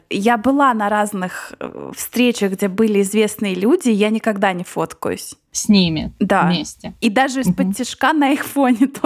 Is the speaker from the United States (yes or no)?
yes; United States; да я американка